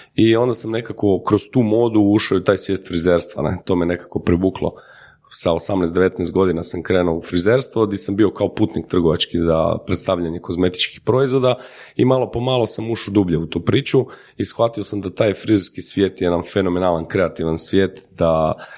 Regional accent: Croatia; kod nas u Hrvatskoj

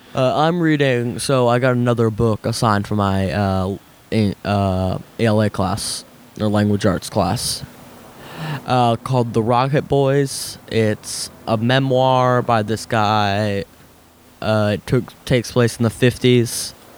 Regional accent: United States; being American

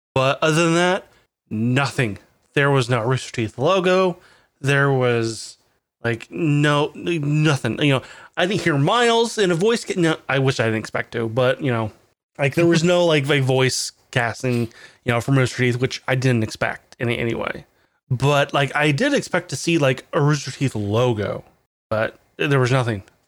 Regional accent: United States; as an American

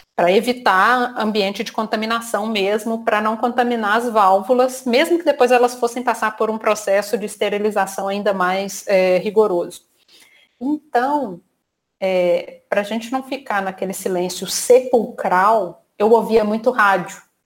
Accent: Minas Gerais, Brazil; moved away as an adult; now in Rio de Janeiro, Brazil; eu sou mineira, estou aqui no Rio já há 10 anos

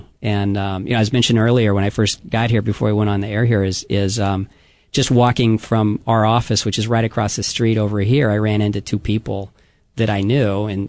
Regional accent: Southern California, United States; moved away as an adult; also born or lived in Los Angeles; now in Hawaii, United States; My grandfather, actually, my namesake's from Hawaii. But I was born in Southern California.

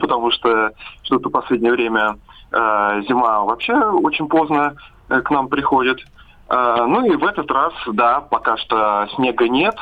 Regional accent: Siberia, Russia; Мы сибиряки

